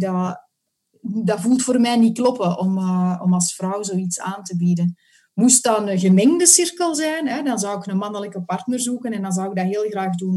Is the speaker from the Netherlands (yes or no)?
no; Antwerp, Flanders, Belgium; now in Mechelen area, Belgium; Ik woon in het Mechelse en ik kom oorspronkelijk van Antwerpen.